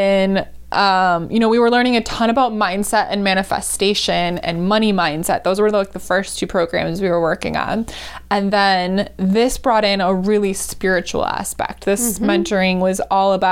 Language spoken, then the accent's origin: English; Wisconsin, United States; the house I grew up in, which I grew up in Wisconsin.